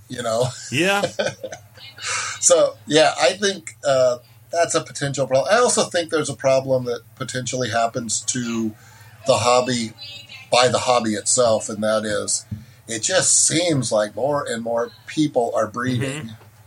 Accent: California, United States; my home state of california

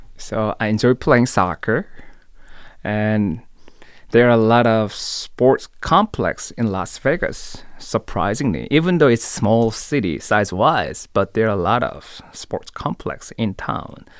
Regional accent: Seoul, South Korea; moved away as an adult; also born or lived in Tallahassee; I was born and raised in Seoul, Korea.

